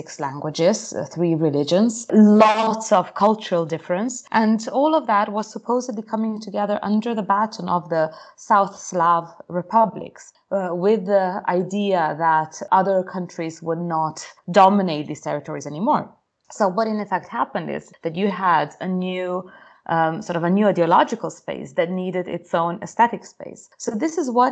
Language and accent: English; Slovenia; also born or lived in Britain; now in United Kingdom; growing up in Slovenia, so I was about 10 years old when we had the war